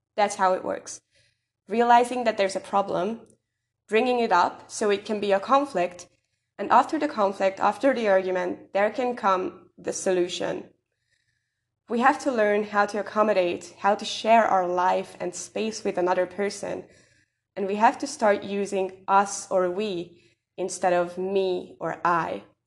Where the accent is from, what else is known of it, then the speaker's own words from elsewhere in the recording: Hungary; I'm from Hungary